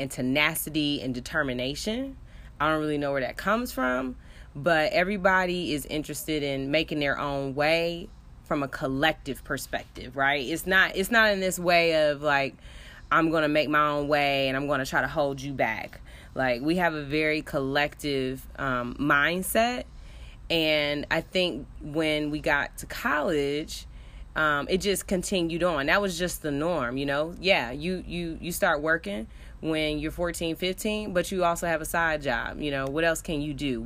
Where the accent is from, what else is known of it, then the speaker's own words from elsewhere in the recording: Detroit, Michigan, United States; moved away as an adult; Cass Tech High School, Detroit, Michigan